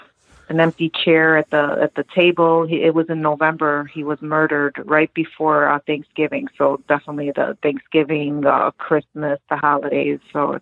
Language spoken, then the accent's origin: English; Cicero, Illinois, United States; also born or lived in Lyons, Illinois; That's the house I grew up in. We moved from Lyons, Illinois to Cicero.